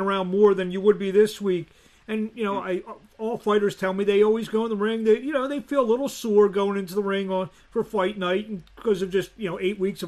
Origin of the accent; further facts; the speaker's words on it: Philadelphia, Pennsylvania, United States; I'm a Philadelphian